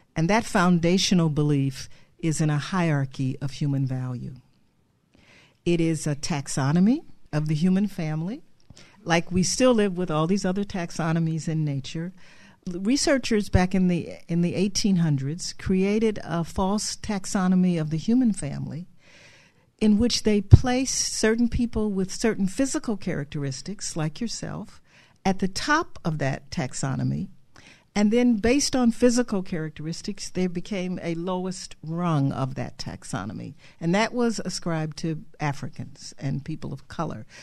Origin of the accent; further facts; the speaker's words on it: Cleveland, Ohio, United States; I grew up in Cleveland, Ohio